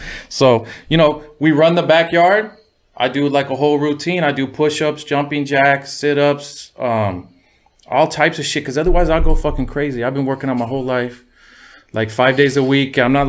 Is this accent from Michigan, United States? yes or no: no; Huntington Beach, California, United States; I was raised in Huntington Beach, Orange County.